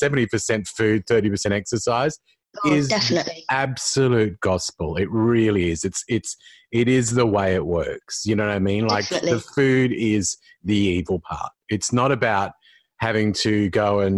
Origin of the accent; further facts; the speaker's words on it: Sydney, New South Wales, Australia; moved away as an adult; now in Adelaide, Australia; I live in Adelaide now, but I'm from Sydney